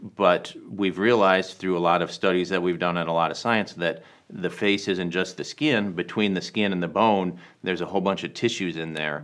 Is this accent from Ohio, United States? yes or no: no; Michigan, United States; moved away as an adult; also born or lived in Washington, D.C.; now in Southern California, United States; I grew up in Michigan